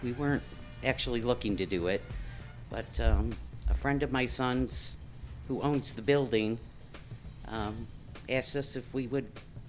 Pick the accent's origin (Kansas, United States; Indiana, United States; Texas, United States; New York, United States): New York, United States; Western; now in Clarksville, United States; Well, we're from Western New York